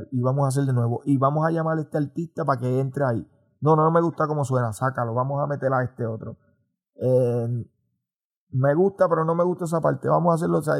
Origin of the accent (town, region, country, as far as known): Morovis, Puerto Rico; born or raised there